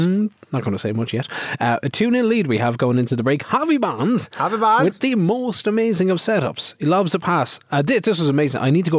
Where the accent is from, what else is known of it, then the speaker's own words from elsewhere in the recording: Ireland; Is that a slight on me? Because I'm Irish.